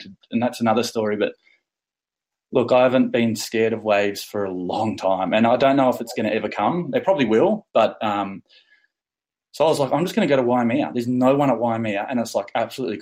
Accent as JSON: {"language": "English", "town": "Bermagui", "region": "New South Wales", "country": "Australia", "said": "I'm from Bermagui"}